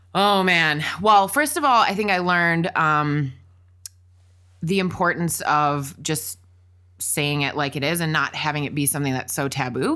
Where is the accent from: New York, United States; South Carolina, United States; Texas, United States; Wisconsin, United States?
Wisconsin, United States; also born or lived in Washington, D.C.; now in Los Angeles, United States; we both spent a lot of years growing up in Wisconsin